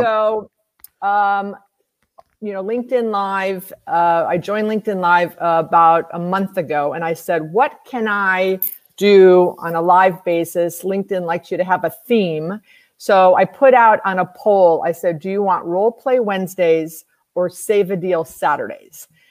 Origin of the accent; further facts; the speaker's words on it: Wisconsin, United States; now in Florida, United States; I grew up in Wisconsin, and I ice skated all the time